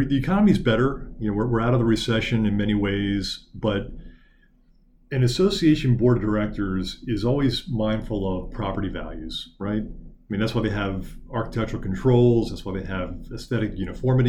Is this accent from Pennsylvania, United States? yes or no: yes; Lancaster, Pennsylvania, United States; my hometown of Lancaster, Pennsylvania.